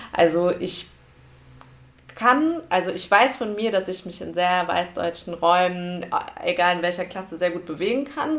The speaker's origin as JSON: {"language": "German", "town": "Frankfurt", "region": "Hesse", "country": "Germany", "tie": "born or raised there", "said": "ich bin hier geboren"}